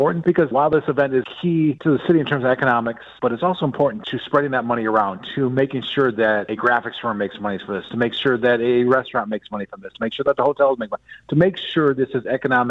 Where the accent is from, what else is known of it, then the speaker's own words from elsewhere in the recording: Milwaukee, Wisconsin, United States; we're from Milwaukee